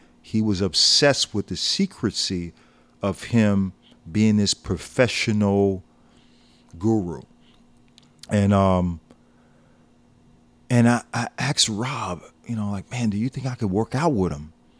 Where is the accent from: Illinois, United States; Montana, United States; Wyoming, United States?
Illinois, United States; Chicago; I'm like, I'm coming from Chicago, right?